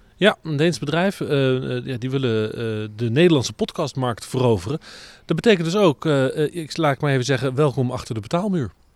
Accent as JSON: {"language": "Dutch", "town": "The Hague", "region": "South Holland", "country": "Netherlands", "said": "dan kom ik uit Den Haag"}